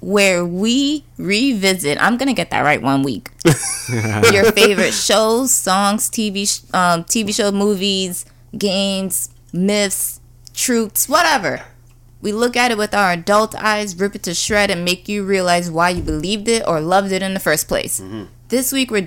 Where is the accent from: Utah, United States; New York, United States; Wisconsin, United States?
New York, United States; Mount Vernon; I'm from Mount Vernon